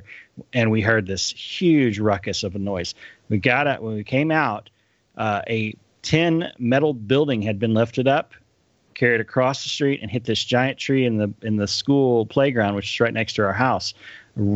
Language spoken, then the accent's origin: English; North Texas and West Texas, United States; also born or lived in College Station, Texas; I grew up in North Texas and West Texas before we moved down to the College Station area.